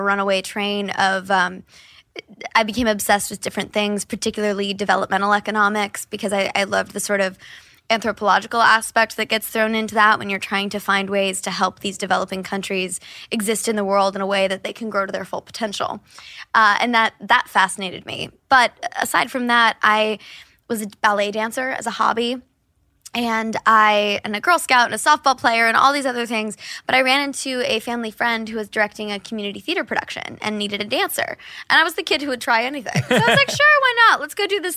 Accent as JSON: {"language": "English", "town": "Kansas City", "country": "United States", "tie": "born or raised there", "said": "some of my favorite memories growing up in Kansas City"}